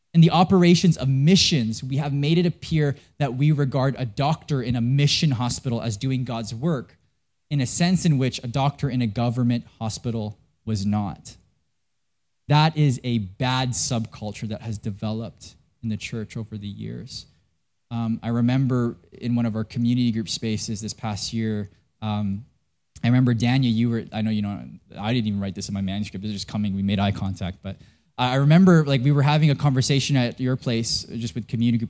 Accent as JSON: {"language": "English", "town": "Vancouver", "region": "British Columbia", "country": "Canada", "said": "I'm from Canada."}